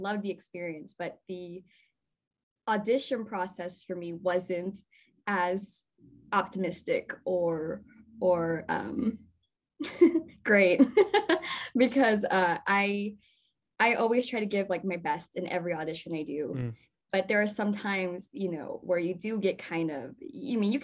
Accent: Texas, United States; moved away; I'm not from here. I'm from Texas

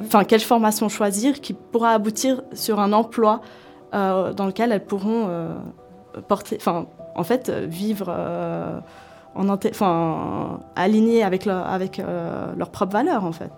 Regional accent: Switzerland; je suis suisse et de confession musulmane

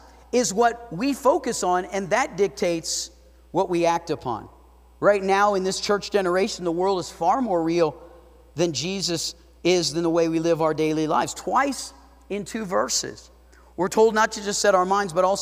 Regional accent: South Florida, United States; now in Idaho Falls, United States; I grew up in South Florida

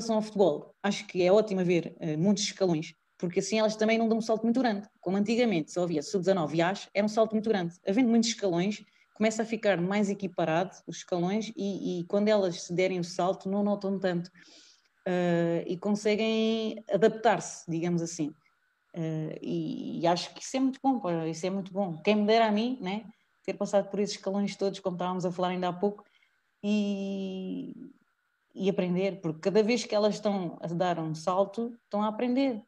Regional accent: Portugal; also born or lived in Italy; moro cá e sou de Portugal

